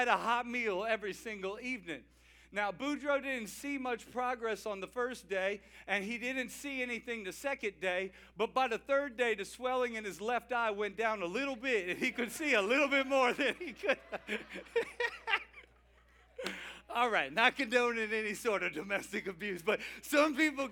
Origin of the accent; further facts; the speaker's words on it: Cajun, Louisiana, United States; I'm a Cajun